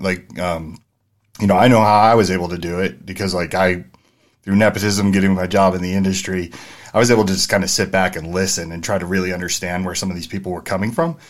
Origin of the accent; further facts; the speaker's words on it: San Francisco, California, United States; also born or lived in New Jersey; I grew up in San Francisco, the Mission District